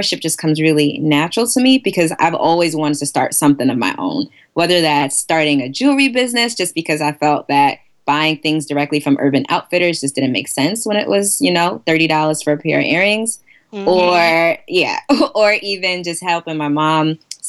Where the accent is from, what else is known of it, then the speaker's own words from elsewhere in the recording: New York City, New York, United States; I'm actually from Queens, Queens, New York. Born and bred